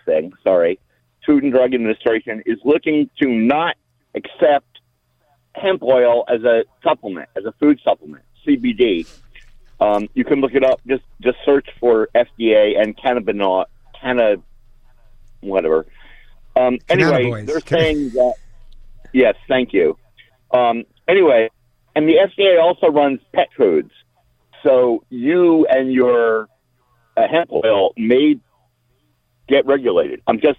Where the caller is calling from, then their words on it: Irvine, California, United States; I'm calling from Irvine, California, USA.